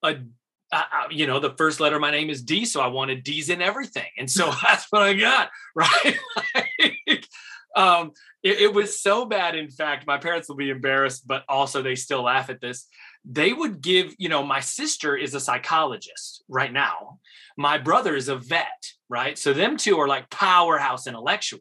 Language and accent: English; Rochester area, Western New York near Buffalo, United States; also born or lived in Elizabeth, New Jersey / Bronx, New York; moved to Western New York near Buffalo, Rochester area. Grew up, graduated high school out there.